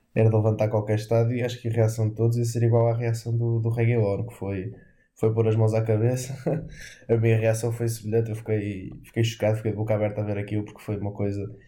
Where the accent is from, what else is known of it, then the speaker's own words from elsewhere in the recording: Portugal; como português